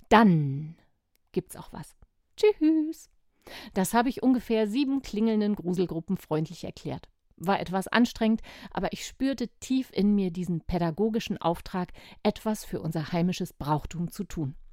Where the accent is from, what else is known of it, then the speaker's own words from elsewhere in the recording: Cologne, North Rhine-Westphalia, Germany; Aber wisst ihr was? Ich bin gar nicht aus Amerika und auch nicht aus Irland. Ich komme hier direkt aus Köln.